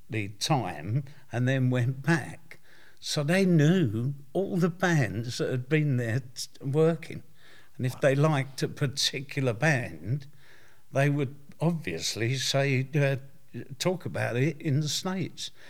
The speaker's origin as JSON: {"language": "English", "region": "London", "country": "United Kingdom", "tie": "born or raised there", "also_born_or_lived": "Barking", "said": "I was born in Stepney. Yeah. And I uh, lived in Barking."}